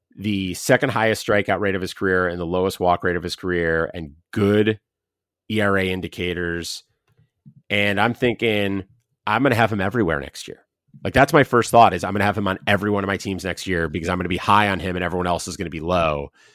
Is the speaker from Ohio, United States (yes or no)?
yes; Ohio, United States; We're both from Ohio, both Ohio State fans growing up